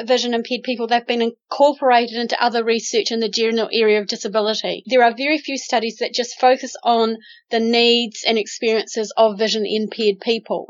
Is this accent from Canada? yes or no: no; Christchurch, Canterbury, New Zealand; now in Palmerston North, New Zealand; Christchurch is my hometown